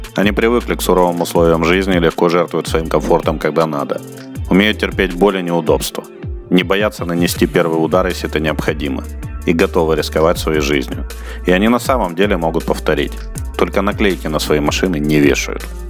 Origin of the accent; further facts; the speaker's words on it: Murmansk Oblast, Russia; moved away; У меня детство прошло там, в Мурманской области